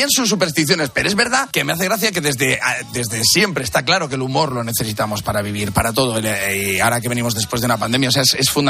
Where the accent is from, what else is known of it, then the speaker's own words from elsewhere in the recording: Valladolid, Castile and León, Spain; Claro, pues yo soy, yo soy de Valladolid